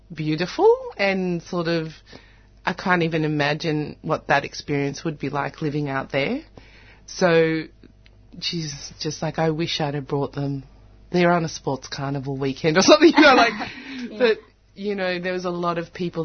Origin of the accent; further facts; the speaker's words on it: Australia; growing up in Australia